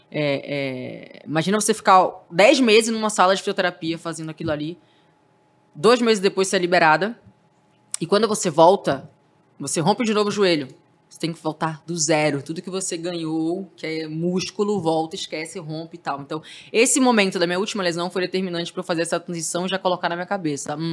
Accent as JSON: {"language": "Portuguese", "town": "Santos", "region": "São Paulo", "country": "Brazil", "said": "Eu saí de Santos para vir em busca desse espaço para TV."}